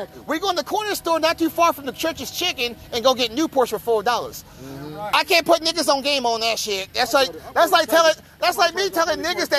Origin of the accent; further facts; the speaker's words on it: Kansas City, Missouri, United States; I came home to Kansas City.